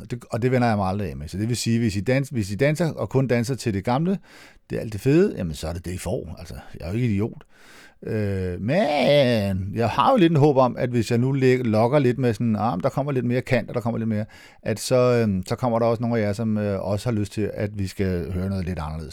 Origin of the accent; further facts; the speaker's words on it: Næstved, Zealand, Denmark; Det hedder Næstved Finden, der hvor jeg kommer fra, og det er ikke, øh, positivt ment